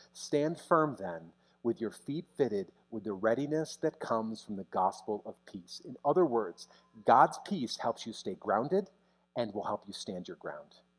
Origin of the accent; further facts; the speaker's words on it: United States; as an American pastor